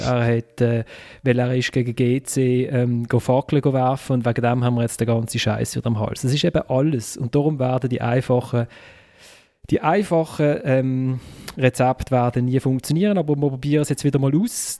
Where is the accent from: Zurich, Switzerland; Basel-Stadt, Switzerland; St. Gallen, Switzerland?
Basel-Stadt, Switzerland; Basel; ich komme halt aus Basel